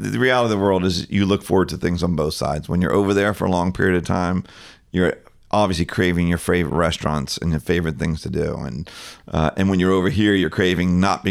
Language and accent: English; Boca Raton, Florida, United States; I grew up in the Boca Raton and Deerfield Beach area and have been going, you know, since childhood.